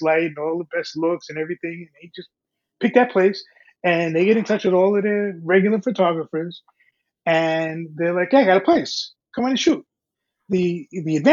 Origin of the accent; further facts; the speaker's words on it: New York, United States; as a New Yorker